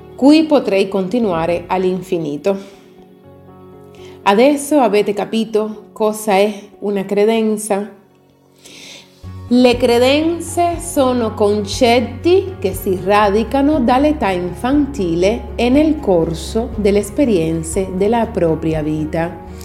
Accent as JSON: {"language": "Italian", "country": "Italy", "said": "In Italia attribuiamo un valore altissimo al cibo"}